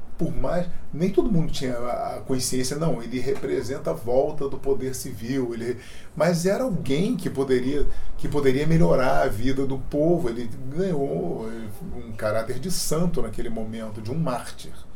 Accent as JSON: {"language": "Portuguese", "country": "Brazil", "said": "como cidadão, como brasileiro, como pai, como avô"}